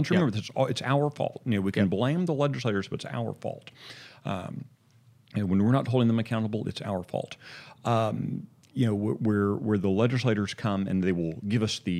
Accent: Texas, United States; as a kid growing up in North Texas, at various points we lived in North Texas

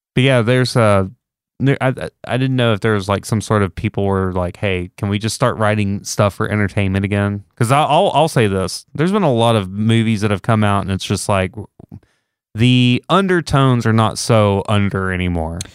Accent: Texas, United States; I'm Texan, so that's what we do in Texas

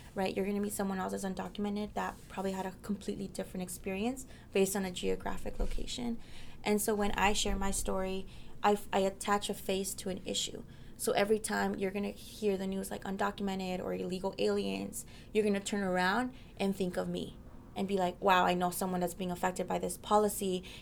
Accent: Mesa, Arizona, United States; also born or lived in Mexico; now in Washington, D.C., United States; I was born in Mexico, but I grew up my whole life in Mesa, Arizona

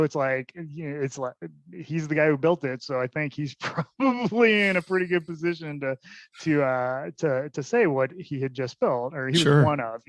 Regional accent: Ireland; I'm Irish.

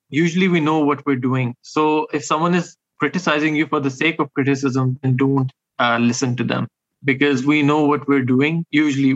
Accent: Pakistan; I'm a Pakistani author

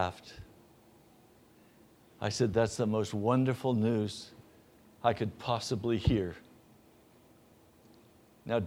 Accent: Denver, Colorado, United States; moved away; I was born in Denver, Colorado

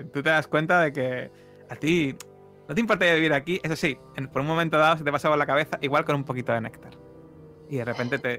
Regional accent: Havana, Cuba; porque me recuerda a la casa de mi infancia en La Habana. Era también de color azul. Allí las casas son muy coloridas.

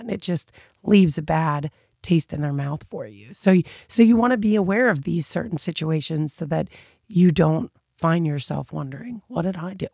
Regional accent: United States; as an American being brought up one way

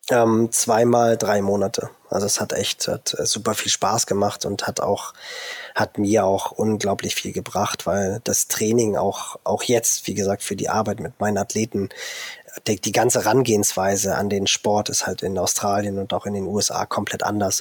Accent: Germany; bei uns in Deutschland

